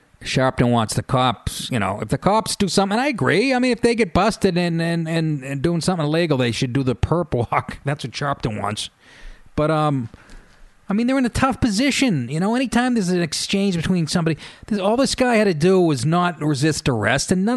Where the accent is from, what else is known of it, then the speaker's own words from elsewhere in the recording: Boston, Massachusetts, United States; I was from Boston